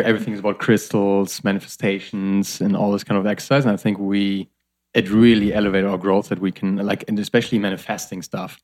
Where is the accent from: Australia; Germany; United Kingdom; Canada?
Germany; I'm from Germany